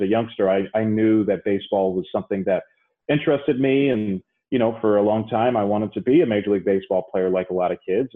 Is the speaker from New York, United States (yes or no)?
yes; New York City, New York, United States; I grew up in the Bronx